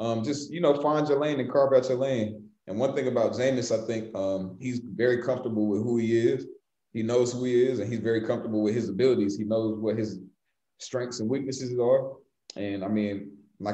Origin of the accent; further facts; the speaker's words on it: Atlanta, Georgia, United States; moved away; I'm from Atlanta